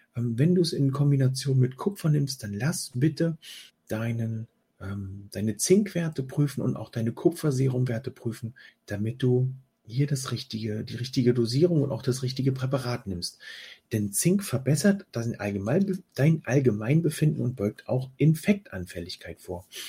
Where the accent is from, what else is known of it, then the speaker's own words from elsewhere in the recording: Germany; bei uns in Deutschland